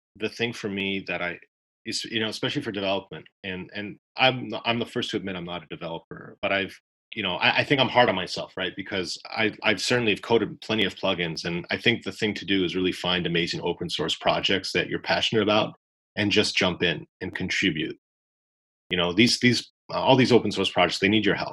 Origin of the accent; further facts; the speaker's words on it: Canada; I'm Canadian.